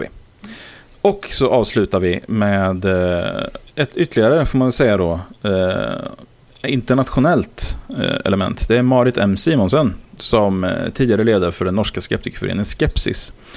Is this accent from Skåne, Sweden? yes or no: no; Karlskoga, Örebro County, Sweden; born or raised there